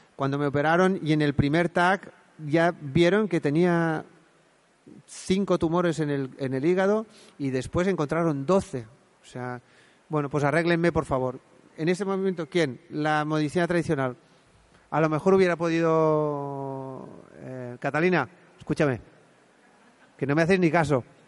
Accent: Spain; en Montanui, de donde yo soy

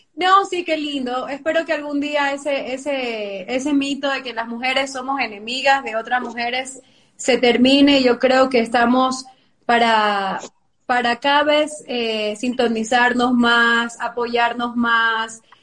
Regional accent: Ecuador; como ecuatorianos

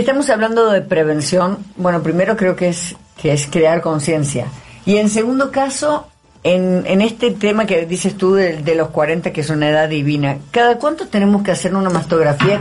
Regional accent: Río Tercero, Córdoba, Argentina; moved away as an adult; now in Mexico City, Mexico; ciudadana ilustre de en Río Tercero, en Córdoba, donde yo soy en Argentina

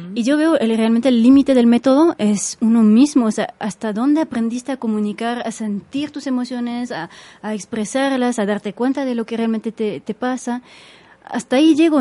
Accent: Switzerland; Spanish is a second language; moved away as an adult; now in Mexico; había estudiado la base del español en, en, Suiza, en el colegio

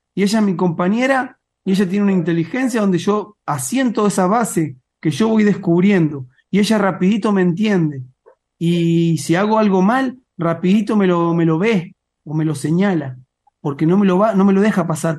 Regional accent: Mar del Plata, Buenos Aires Province, Argentina; now in Neuquén, Argentina; yo nací en Mar del Plata

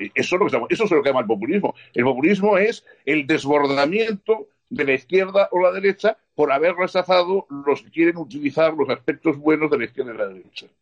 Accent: Spain; yo me alegré como español

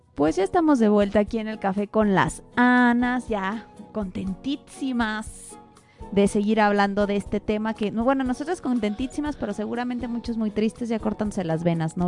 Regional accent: Mexico; nosotros como buenas mexicanas

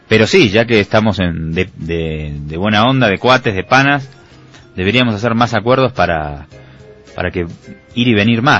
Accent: Argentina; born there; y yo nací en Argentina en el año 1976, eh, dos meses después del golpe de Estado de Videla.

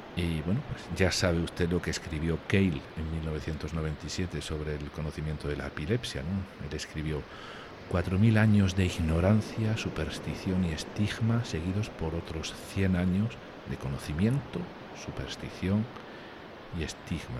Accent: Spain; moved away; mi familia está en el sur de España y estar aquí a pocos metros de mi país

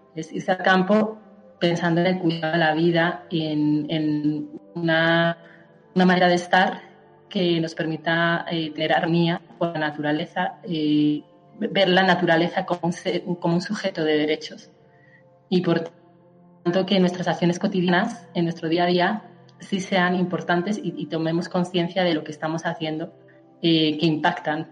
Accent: Colmenarejo, Community of Madrid, Spain; moved away as an adult; also born or lived in Bogotá, Colombia; now in Colombia; soy de España, yo soy de, un pueblo de Madrid, de Colmenarejo, y llevo 10 años viviendo en Colombia

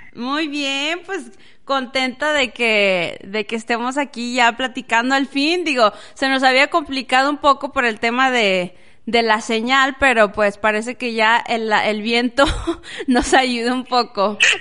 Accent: Las Nieves, Durango, Mexico; moved away; also born or lived in Parral, Chihuahua; yo nací en Parral, Chihuahua, me crié en un pueblito que se llama Las Nieves, del estado de Durango, en México.

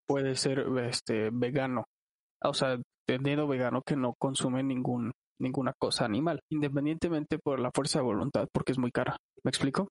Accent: Chilango, Mexico City, Mexico; somos chilangos

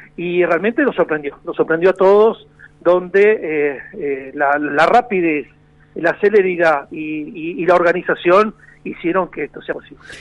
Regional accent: La Plata, Buenos Aires Province, Argentina; moved away as an adult; now in Salliqueló, Argentina; yo soy nacido en La Plata, porque mis padres, los dos saliquelenses, que por un problema de trabajo eh, se mudaron a La Plata y yo no soy nacido a La Plata y criado en La Plata

